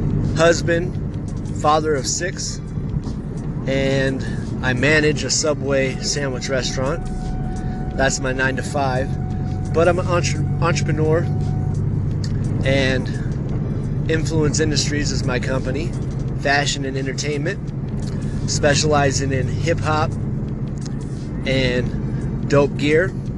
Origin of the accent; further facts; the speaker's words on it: California, United States; also born or lived in Baton Rouge / Seattle; I was born in Baton Rouge, Louisiana, back in 1984. And then, a couple years later, moved to Seattle, Washington for a year. And then, finally, to California.